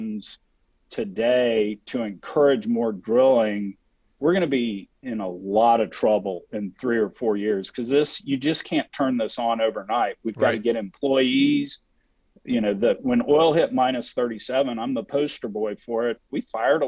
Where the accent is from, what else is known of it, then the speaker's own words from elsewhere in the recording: Texas, United States; I'm from Texas